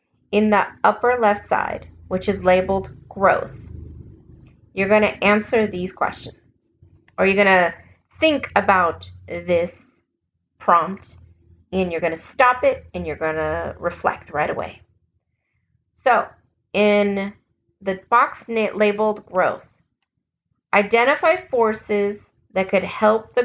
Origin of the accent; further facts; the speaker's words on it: United States; accent: American; my American accent